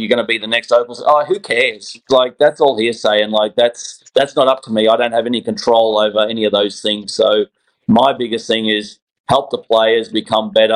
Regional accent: Australia; moved away as an adult; now in Atlanta, United States; I'm an Aussie

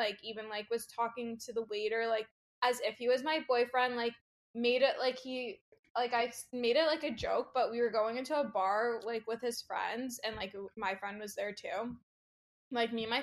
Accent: Toronto, Ontario, Canada; I'm from Toronto, Canada

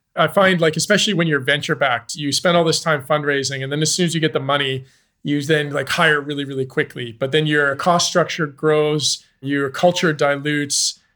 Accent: Canada; moved away as an adult; also born or lived in Zambia; I'm Canadian. I moved to Zambia in two thousand and nine.

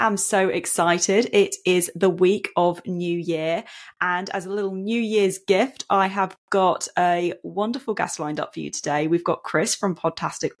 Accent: United Kingdom; I'm from Britain.

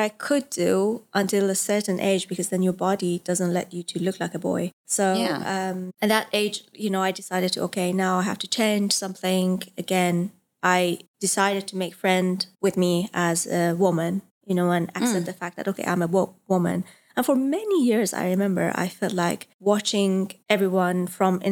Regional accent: Isfahan, Iran; moved away as an adult; I was born in Iran, in Isfahan, which is a traditional city.

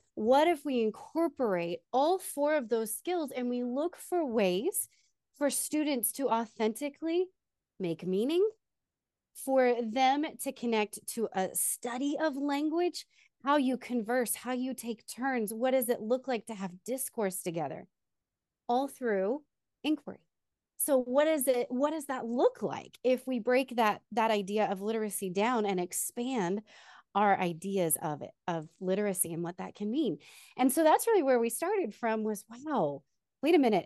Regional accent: Texas, United States; also born or lived in Austin, Texas / Wichita Falls, Texas; now in San Antonio, United States; originally I am from Texas

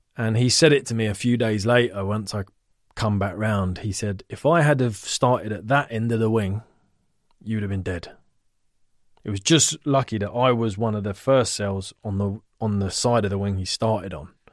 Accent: Ivybridge estate, near Richmond and Twickenham, London, United Kingdom; we grew up on Ivy Bridge and it was very close to Richmond and Twickenham

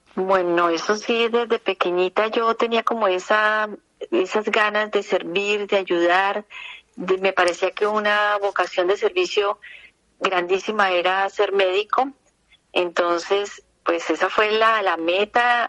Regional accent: Bucaramanga, Santander, Colombia; yo nací en Bucaramanga

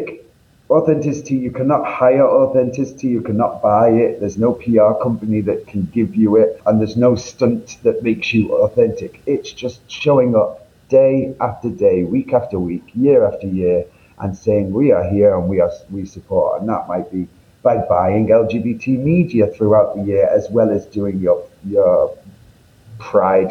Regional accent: Northern England, United Kingdom; accent: northern; you can tell by my accent, I'm from up north

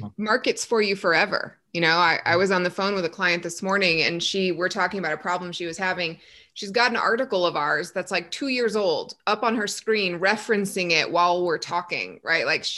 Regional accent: Texas, United States; now in Colorado, United States; I grew up in Texas where we had zero mountains, and now I live within eyeshot of the mountains

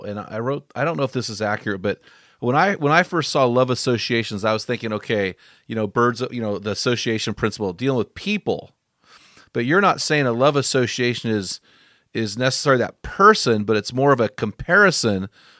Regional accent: San Luis Obispo, California, United States; Well, I went to Santa Clara University, so I'm from that area. And I grew up in San Luis Obispo.

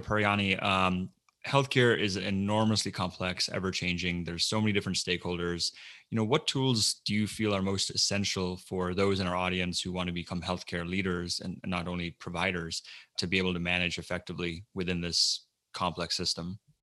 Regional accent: Melbourne, Florida, United States; I grew up in Melbourne, Florida

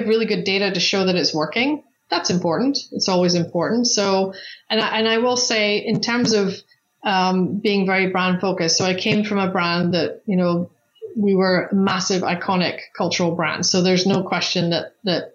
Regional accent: Scotland, United Kingdom; moved away as an adult; now in Arizona, United States; I'm from Scotland originally. So I came to the US with British Airways actually.

